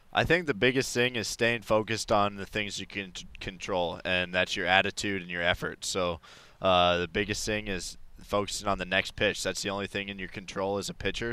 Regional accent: Denver, Colorado, United States; now in San Francisco, United States; I grew up in Denver, so I grew up going to a lot of Rockies games

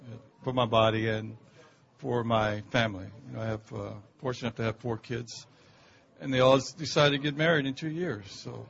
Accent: Baltimore, Maryland, United States; I'm from Baltimore. So it was like going home after 14 years to play and sleep in my own bed.

